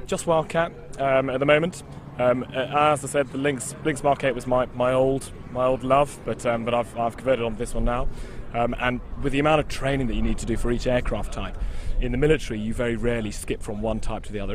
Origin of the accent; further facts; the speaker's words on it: Cornwall, South West England, United Kingdom; I grew up in Cornwall